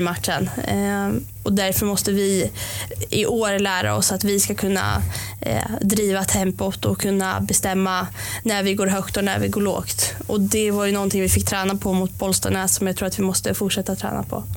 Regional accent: Norrköping, Östergötland, Sweden; jag är uppvuxen i Linde har bott där eh, sedan jag föddes eh, i princip

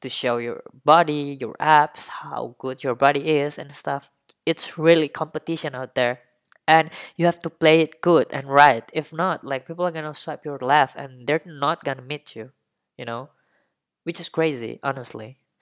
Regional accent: Indonesia; I really don't see myself staying put in, in, uh, my hometown or in Indonesia.

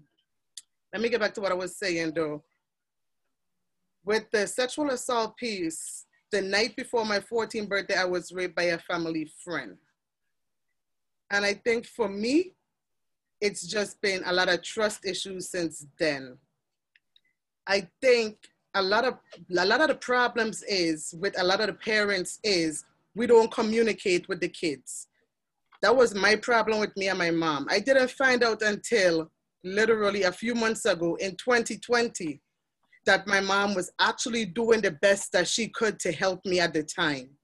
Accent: Charlotte Amalie, U.S. Virgin Islands; I'm from the Virgin Islands, St. Thomas in the Caribbean.

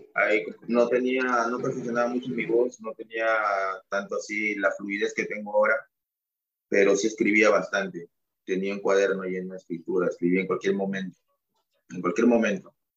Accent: Callao, Peru; also born or lived in Huánuco / Sullana; yo nací en Huánuco, ah. mi mamá es de Huánuco yo nací ahí, pero me crié acá en el, en el Callao.

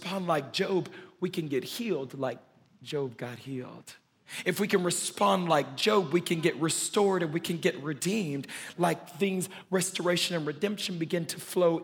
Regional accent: Louisiana, United States; moved away; Where I'm from in the South, I'm from Louisiana, the state of Louisiana, way down south

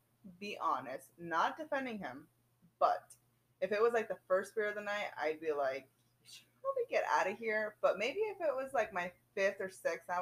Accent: Chicago, Illinois, United States; But, I mean, and I'm from Chicago.

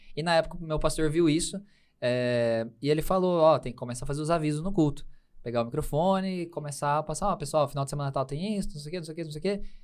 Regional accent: Campinas, São Paulo, Brazil; sou de Campinas, interior de São Paulo

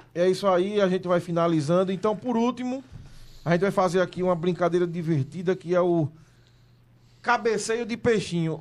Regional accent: Vila Redenção, Alagoas, Brazil; eu sou nascido lá no, no, no Bolão

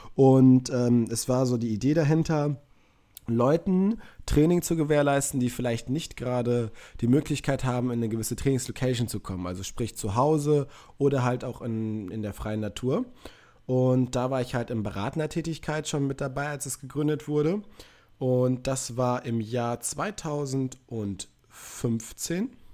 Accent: Münster, North Rhine-Westphalia, Germany; ich komme aus Münster, also ein paar Kilometer weiter weg als München

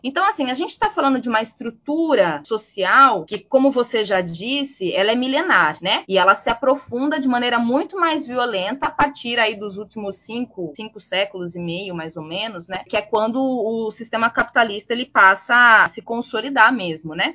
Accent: Piracicaba, São Paulo, Brazil; sou natural de Piracicaba, interior de São Paulo

